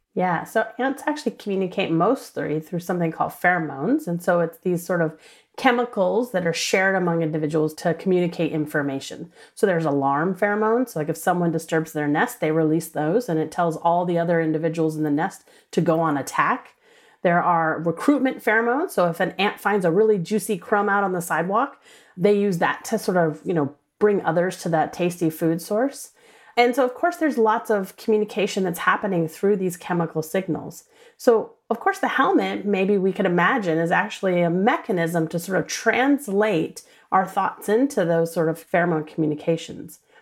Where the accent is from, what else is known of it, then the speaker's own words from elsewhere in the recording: New Orleans, Louisiana, United States; I grew up in New Orleans, Louisiana